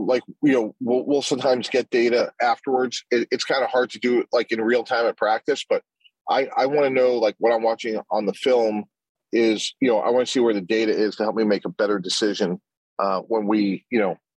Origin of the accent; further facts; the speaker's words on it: Boston, Massachusetts, United States; growing up in the Boston area